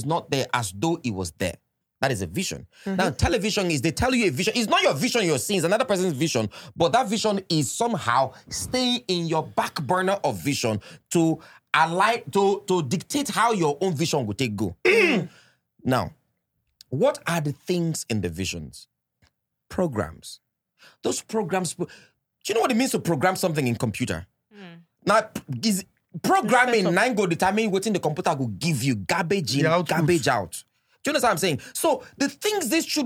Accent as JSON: {"language": "English", "town": "Kaduna", "region": "Kaduna State", "country": "Nigeria", "tie": "born or raised there", "said": "my street where I grew up in Kakuri, P5, Gura Street, Kakuri, Kaduna"}